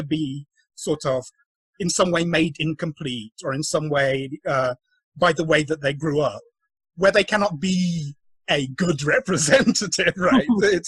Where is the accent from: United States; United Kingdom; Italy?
United Kingdom; England; I wasn't really raised as Filipino, right? I was Igorot, but it wasn't contextualized within sort of observation and categorization of other people from the Philippines, because in the UK, most of my Philippine community were all also Igorot diaspora, right?